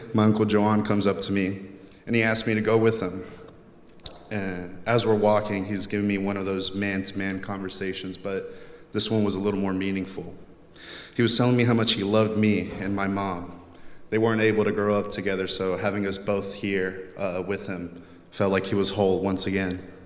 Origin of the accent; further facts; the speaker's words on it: Texas, United States; growing up in Texas